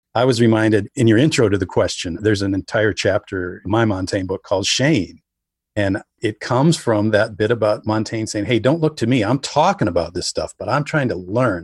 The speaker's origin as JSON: {"language": "English", "region": "rural Wisconsin", "country": "United States", "tie": "born or raised there", "said": "I wrote a book called Population 485, which was about being on the fire department in my hometown"}